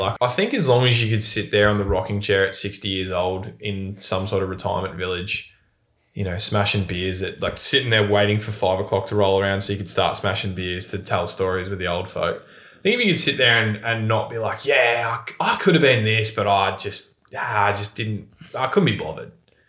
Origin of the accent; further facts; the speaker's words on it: Bendigo, Victoria, Australia; But it's like I come from Bendigo.